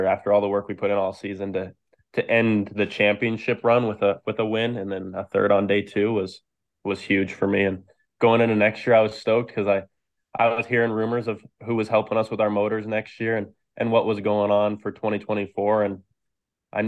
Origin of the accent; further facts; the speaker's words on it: the Northwest, Pacific Northwest, United States; growing up in the Northwest